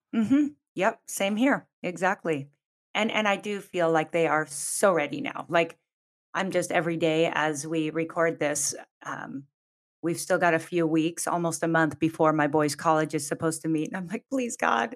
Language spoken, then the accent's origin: English; Pacific Northwest, United States; moved away as an adult; also born or lived in Southern California; I grew up in the Pacific Northwest and went to college in Southern California